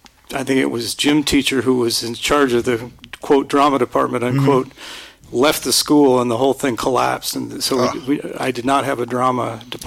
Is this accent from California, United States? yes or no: yes; Linden, California, United States; also born or lived in Stockton, California; I was born in Stockton, California. All right. And raised out in Linden, California, which is a tiny suburb farming community.